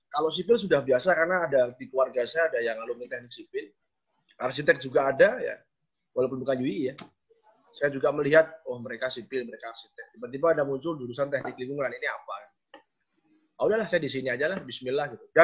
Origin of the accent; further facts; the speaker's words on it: Semarang, Central Java, Indonesia; Saya asli Semarang kan. Ketika saya kuliah di Semarang, berarti saya ketemu dengan lingkungan atau teman-teman yang mungkin saya masih kenal.